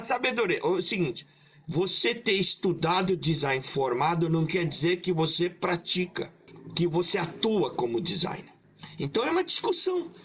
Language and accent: Portuguese; Maringá, Paraná, Brazil; Eu nasci em Maringá, na colônia japonesa